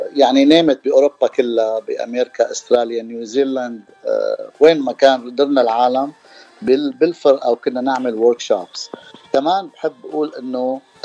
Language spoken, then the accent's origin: Arabic; Damascus, Damascus Governorate, Syria; also born or lived in San Diego; now in Los Angeles, United States; انا من دمشق من سوريا